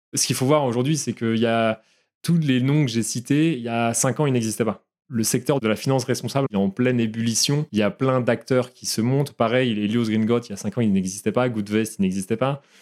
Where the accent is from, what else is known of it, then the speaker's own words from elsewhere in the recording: Brittany, France; Comme je suis breton d'origine